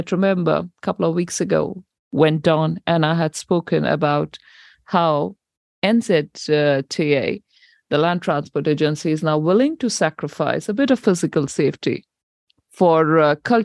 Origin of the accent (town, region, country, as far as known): New Zealand